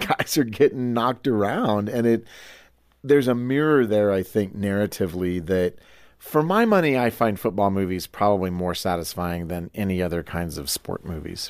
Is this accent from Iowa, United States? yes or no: yes; Iowa, United States; I'm from Iowa